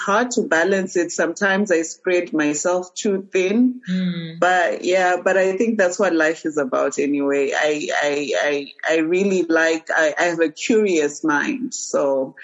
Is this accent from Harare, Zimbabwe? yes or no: yes; Harare, Zimbabwe; also born or lived in Beitbridge, Zimbabwe / United States; now in Mutare, Zimbabwe; I grew up in Harare